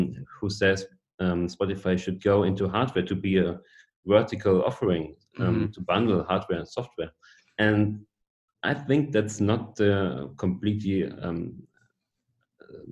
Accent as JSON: {"language": "English", "country": "Germany", "said": "I'm a product owner from Germany"}